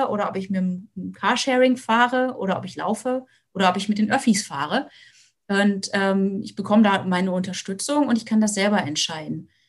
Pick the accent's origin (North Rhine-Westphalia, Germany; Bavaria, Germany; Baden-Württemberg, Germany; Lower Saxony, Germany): Lower Saxony, Germany; Ich komme, wie gesagt, aus der Lüneburger Heide und hab, bin auf eigentlich das Auto angewiesen.